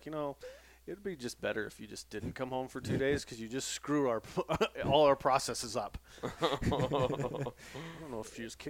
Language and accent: English; Jackson, Wyoming, United States; I mean, Guy and I grew up in Jackson Hole